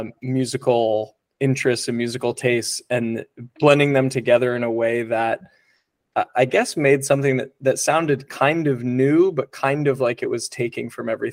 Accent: New England, United States; as a kid growing up in New England

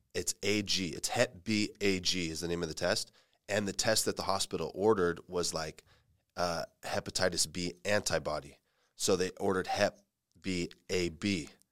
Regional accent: Fresno, California, United States; moved away as an adult; now in San Jose, United States; I grew up in Fresno and, um, I started my M M A and jiu-jitsu experience there

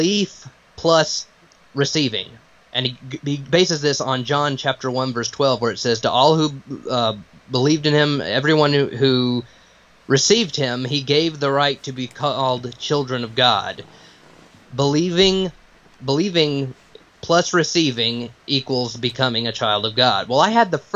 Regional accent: Piedmont, South Carolina, United States; I grew up in the Bible Belt down here in Piedmont, South Carolina, in the upstate area

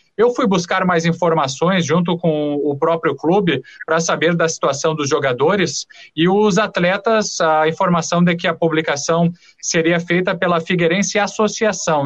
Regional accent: Santa Maria, Rio Grande do Sul, Brazil; moved away as an adult; now in Florianópolis, Brazil; Santa Maria, Rio Grande do Sul

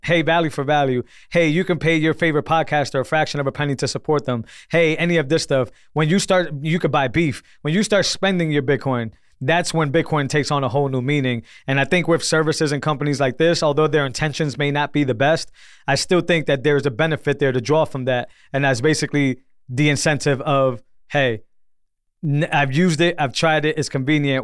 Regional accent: Northeast, United States; I'm from the Northeast

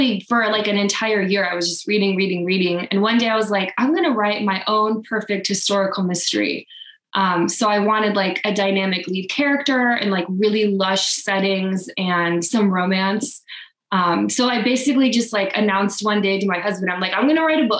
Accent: Wichita, Kansas, United States; moved away as an adult; I grew up in Wichita and I moved about 9 years ago

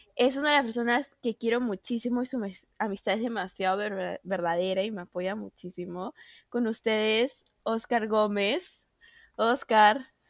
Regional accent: Peru; varias personas acá de nuestro país, de Perú, ahora hablando de nuestra situación como peruanos

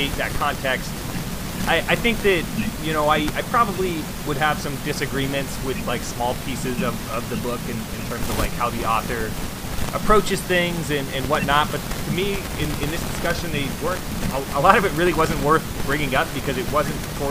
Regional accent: United States

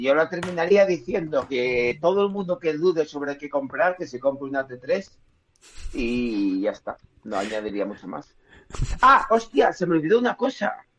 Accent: Spain; como buenos españoles

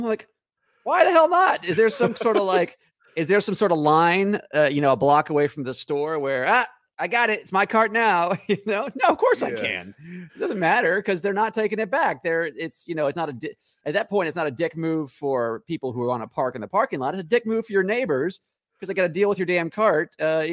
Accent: Nashville, Tennessee, United States; now in Los Angeles, United States; Originally, I was Nashville, Tennessee. But out in LA now

